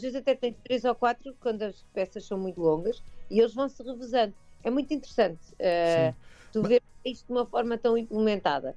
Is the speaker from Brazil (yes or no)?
no; Portugal